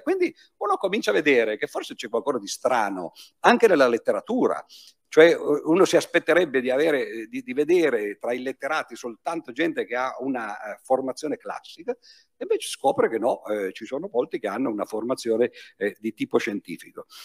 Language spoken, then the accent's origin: Italian; Piedmont, Italy; dalle mie parti, dalle parti di, eh, de, del Piemonte